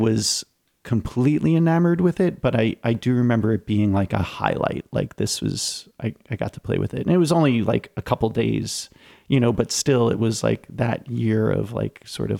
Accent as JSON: {"language": "English", "area": "Long Island", "region": "New York", "country": "United States", "tie": "born or raised there"}